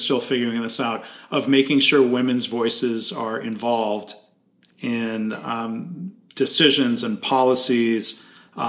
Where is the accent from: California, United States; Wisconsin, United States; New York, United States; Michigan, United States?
Michigan, United States; my home state of Michigan